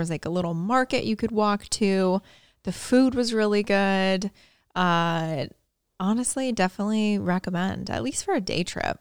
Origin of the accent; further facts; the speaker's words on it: Chesterton, Indiana, United States; moved away; Growing up in Chesterton, Indiana, we lived right on Lake Michigan